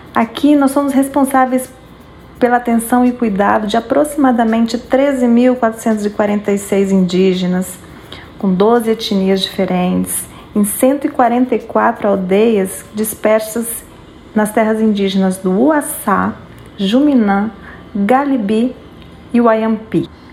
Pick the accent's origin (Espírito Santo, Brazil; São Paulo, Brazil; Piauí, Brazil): Espírito Santo, Brazil; now in Amapá, Brazil; Eu sou capixaba e estou distante da minha terra natal